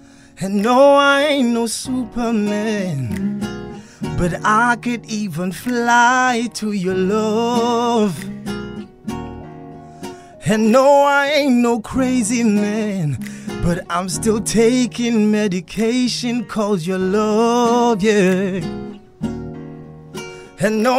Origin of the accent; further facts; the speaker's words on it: South Africa; first language Xhosa; English is a second language; But in Isixhosa, obviously, it's my mother tongue, so it's easier.